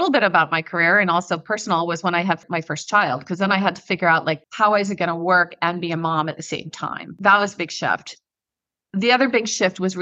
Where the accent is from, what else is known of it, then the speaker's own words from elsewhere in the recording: Midwest, United States; moved away; also born or lived in East Coast / West Coast / Ireland; I'm a Midwesterner. I've lived on the East Coast and the West Coast, lived in Ireland for a year. At my core, I'm a Midwesterner